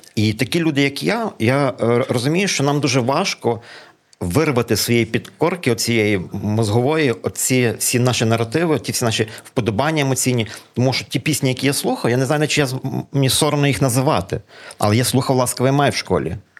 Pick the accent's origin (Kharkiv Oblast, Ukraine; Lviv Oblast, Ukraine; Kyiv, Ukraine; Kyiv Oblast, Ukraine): Lviv Oblast, Ukraine; Lviv; first language Ukrainian; коли я жив в 90-х роках, ми з моїм рідним братом в україномовній сім'ї у Львові, ми львів'яни в третьому поколінні